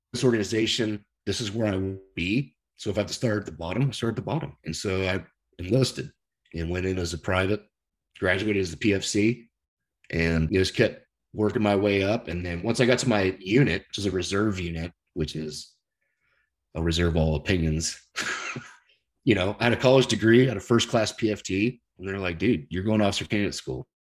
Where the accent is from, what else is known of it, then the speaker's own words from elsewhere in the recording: San Clemente, California, United States; also born or lived in Dallas, Texas; I grew up here in San Clemente, which is where I live now